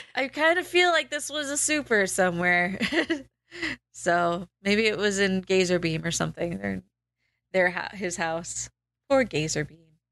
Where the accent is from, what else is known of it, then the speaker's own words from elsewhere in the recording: United States; born and bred American